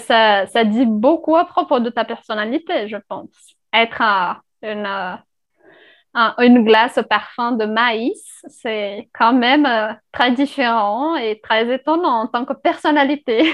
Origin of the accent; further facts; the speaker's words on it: Brazil; first language Portuguese; French is a second language; moved away; je viens du Brésil.